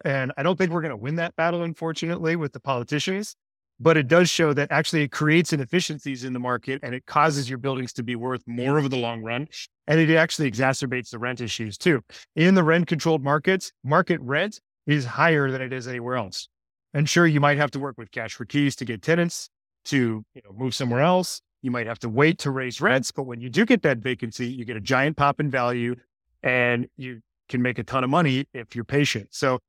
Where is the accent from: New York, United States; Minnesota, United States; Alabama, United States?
Minnesota, United States; Minneapolis; moved away; I'm actually from Minneapolis. I grew up there.